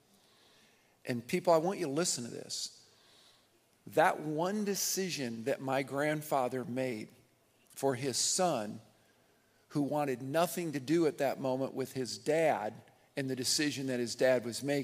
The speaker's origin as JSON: {"language": "English", "region": "southern Nebraska", "country": "United States", "tie": "born or raised there", "also_born_or_lived": "Michigan", "said": "I was born in Michigan, but when I was five, we ended up in 1970 in southern Nebraska, and this has been home"}